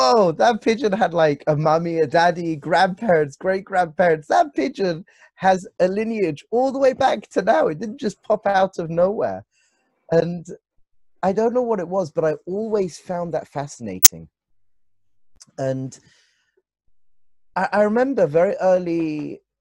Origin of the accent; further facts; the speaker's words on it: London, United Kingdom; moved away as an adult; now in Israel; Originally from London. Even though my family roots are obviously not from London, but from London. I grew up in London. I was born in London